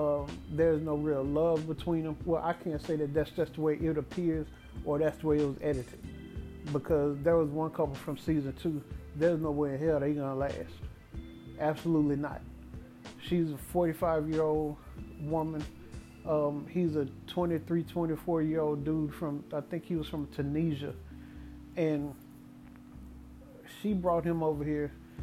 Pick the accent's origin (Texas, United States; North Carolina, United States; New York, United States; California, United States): Texas, United States; Dallas; My hometown Dallas Cowboys